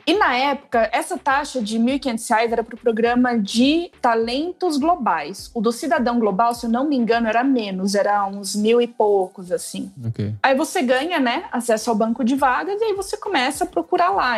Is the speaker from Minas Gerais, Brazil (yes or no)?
no; Paraná, Brazil; moved away as an adult; also born or lived in São Paulo / India; Eu sou natural do Paraná. Aí eu mudei para São Paulo para fazer faculdade